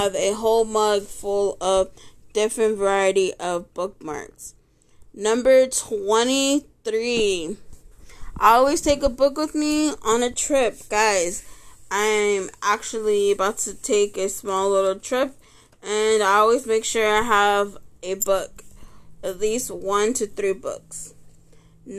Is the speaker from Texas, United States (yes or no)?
yes; Texas, United States; I was born and raised here in Texas